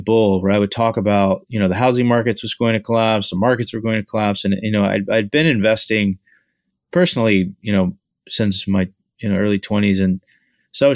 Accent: Houston, Texas, United States; moved away as an adult; also born or lived in St. Louis, Missouri / Northeast US; was born and raised in Houston, Texas, and grew up there my whole life

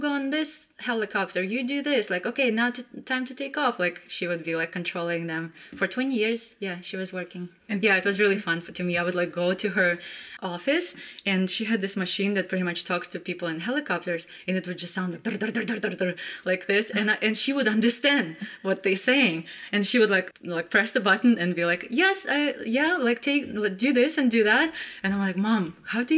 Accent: Nefteyugansk, Khanty-Mansi Autonomous Okrug, Russia; moved away; I grew up in Siberia, in a very small town. It's kind of like if you look at Russia and just like poke right in, like in the middle, that's where my town was. It's called Neftyugansk.

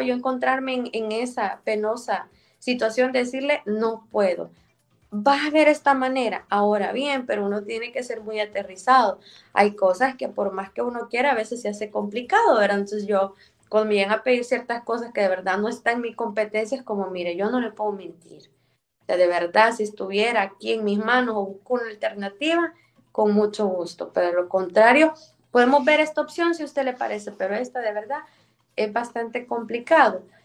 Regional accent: El Salvador; born or raised there

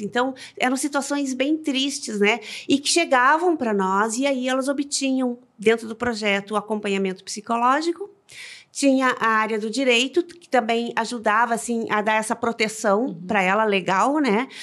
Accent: Rio Grande do Sul, Brazil; nós como gaúchas

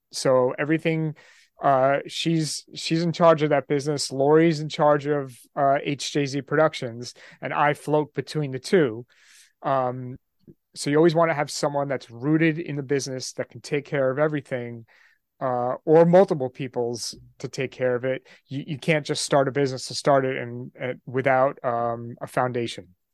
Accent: just outside New York City, United States; I'm from New York, uh, just outside New York City

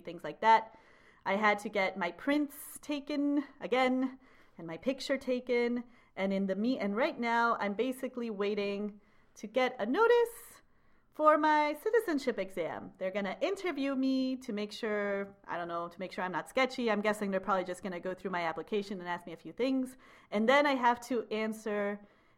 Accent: Peru; also born or lived in Switzerland; now in Chicago, United States; I'm a citizen of Peru, I travel with a Peruvian passport

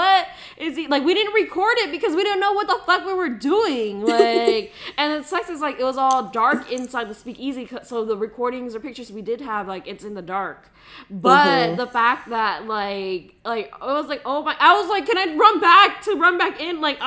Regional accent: United States; we're American

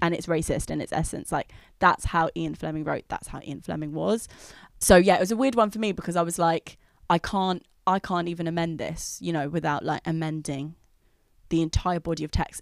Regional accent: London, United Kingdom; I grew up in London

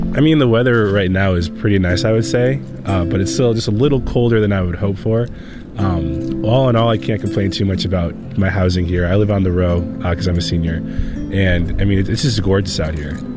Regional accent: Wisconsin, United States; I grew up in Wisconsin, very cold, very snowy.

